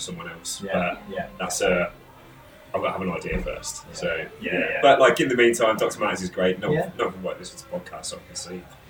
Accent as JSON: {"language": "English", "town": "Northampton", "region": "East Midlands", "country": "United Kingdom", "tie": "born or raised there", "moved": "as an adult", "lives_now": "London, United Kingdom", "said": "moved to the London office about a year ago. And so then relocated from where I grew up in Northampton. March last year, so I've been here a year"}